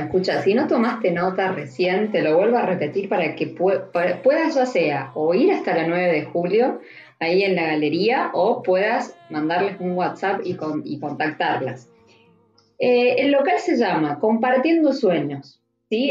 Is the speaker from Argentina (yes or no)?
yes; Mendoza, Argentina; now in Córdoba, Argentina; yo soy de Mendoza, vivo en Córdoba, entonces tengo toda mi familia allá